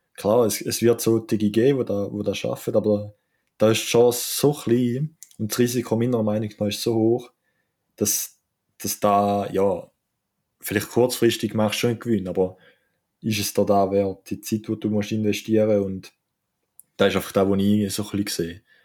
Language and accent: German; Switzerland; als Schweizer